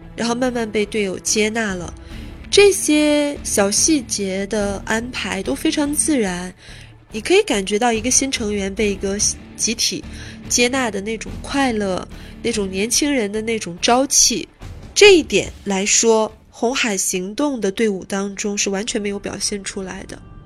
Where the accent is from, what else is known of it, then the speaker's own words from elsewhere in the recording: China; 我们中国人